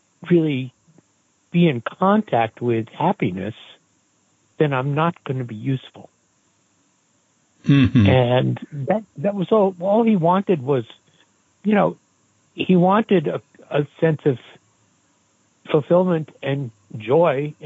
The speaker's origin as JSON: {"language": "English", "town": "Great Neck", "region": "New York", "country": "United States", "tie": "born or raised there", "also_born_or_lived": "Brooklyn, New York", "moved": "as an adult", "said": "Spent my first couple of years in Brooklyn, and then we moved out to Great Neck on Long Island. And that's where I lived"}